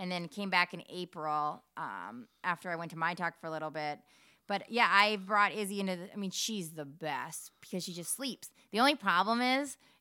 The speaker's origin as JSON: {"language": "English", "region": "Minnesota", "country": "United States", "said": "We are so Minnesotan"}